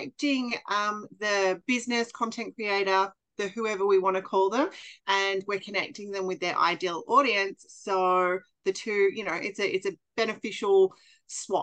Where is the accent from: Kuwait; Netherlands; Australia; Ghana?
Australia; also born or lived in Bali; I am an Australian who currently lives in Queensland